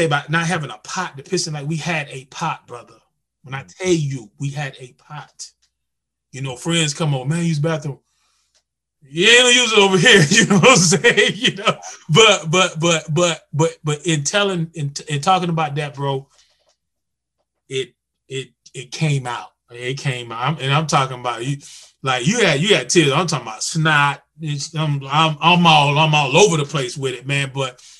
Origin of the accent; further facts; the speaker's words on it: North Carolina, United States; I'm from North Carolina